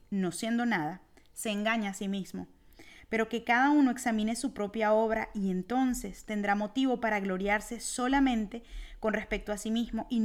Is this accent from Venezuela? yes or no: yes; Venezuela; como, decimos en Venezuela.